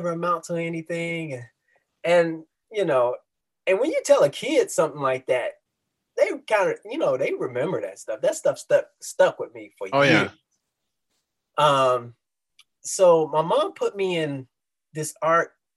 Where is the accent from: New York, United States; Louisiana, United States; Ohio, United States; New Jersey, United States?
Ohio, United States; Dayton; moved away as an adult; also born or lived in San Antonio, Texas / Cincinnati, Ohio; now in St. Louis, United States; I'm originally from Dayton, Ohio, okay. Born and raised